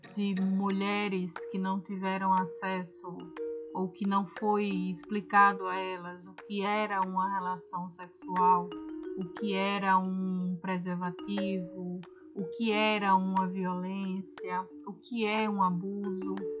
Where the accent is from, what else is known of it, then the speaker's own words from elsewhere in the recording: Brazil; a gente enquanto brasileiro